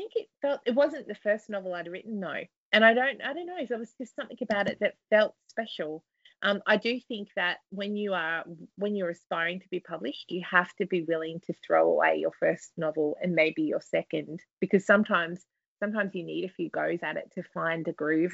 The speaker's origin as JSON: {"language": "English", "country": "Australia", "said": "from my accent, people probably have already figured that out"}